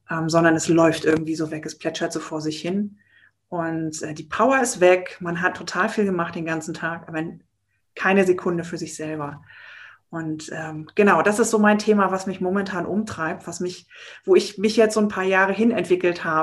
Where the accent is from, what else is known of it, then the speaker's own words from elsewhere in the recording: Baltic coast, Germany; now in Berlin, Germany; Und ich bin eigentlich ein Kind der Küste von der Ostsee oben und wohne schon sehr lange in Berlin und werde das aber auch demnächst ändern.